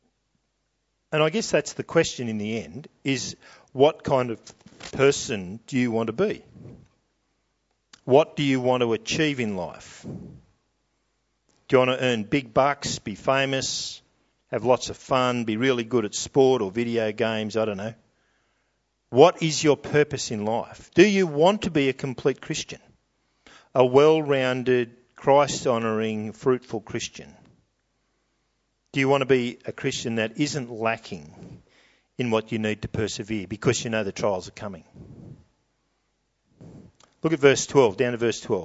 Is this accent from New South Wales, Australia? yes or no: yes; New South Wales, Australia; I'm from New South Wales